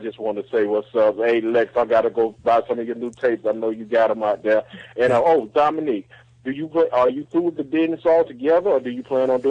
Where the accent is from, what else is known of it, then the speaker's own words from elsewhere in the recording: Atlanta, Georgia, United States; I'm from ATL, Atlanta, Georgia.